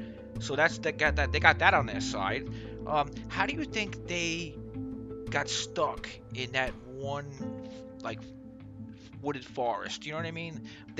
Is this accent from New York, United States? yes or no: yes; New York City, New York, United States; Queens, my hometown, Rockaway.